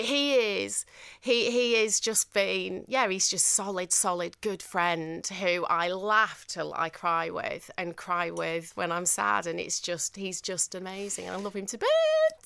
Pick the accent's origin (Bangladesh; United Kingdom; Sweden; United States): United Kingdom; Manchester, North West England; accent: northern; I just did my northern accent, and they were like, "Sorry, where are you from?" And I said, "Manchester,"